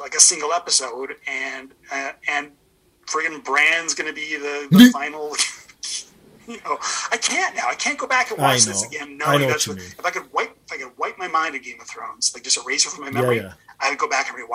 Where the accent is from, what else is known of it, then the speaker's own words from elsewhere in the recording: Edmonton, Alberta, Canada; now in Toronto, Canada; Edmonton's my hometown